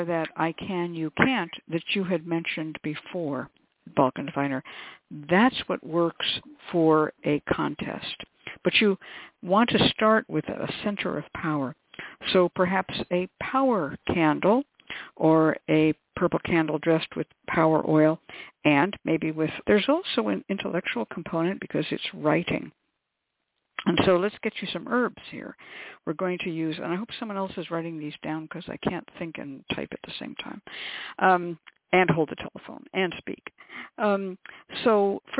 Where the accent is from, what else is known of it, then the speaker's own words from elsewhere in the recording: Bay Area, California, United States; I grew up in California in the Bay Area